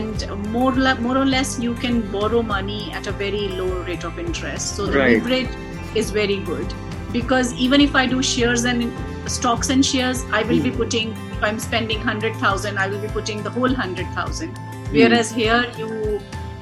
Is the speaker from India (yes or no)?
yes; India; moved away; I come from India